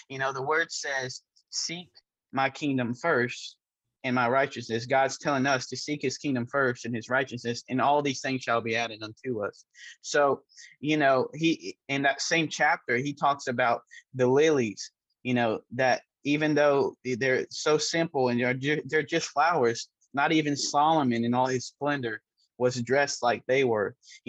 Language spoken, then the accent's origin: English; Brazil; born there; I was born in Brazil